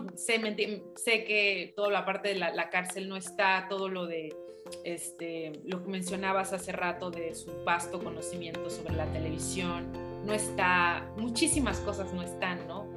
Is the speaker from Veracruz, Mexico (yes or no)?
yes; Tampico, northern Veracruz, Mexico; yo, soy de Veracruz, del norte de Veracruz y también crecí en Tampico